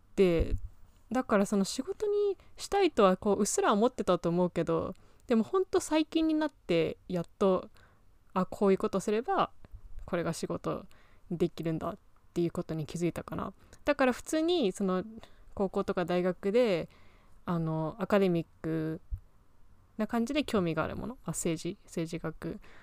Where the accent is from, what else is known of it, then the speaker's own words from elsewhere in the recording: United Kingdom; also born or lived in Japan; now in United States; 日本生まれ、イギリス育ち、今アメリカで脚本家目指している